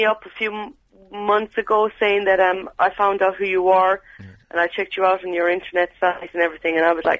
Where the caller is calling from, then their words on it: Heston, London, United Kingdom; I'm phoning from Heston